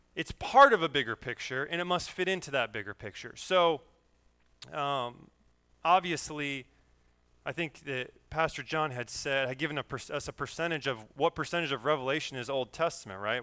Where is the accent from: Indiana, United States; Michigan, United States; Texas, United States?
Indiana, United States; Berne; I grew up in Bern, Indiana